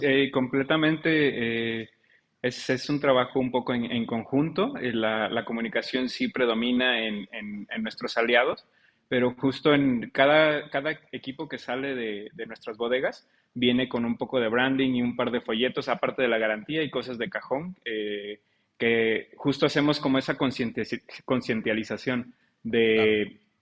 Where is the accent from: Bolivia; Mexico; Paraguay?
Mexico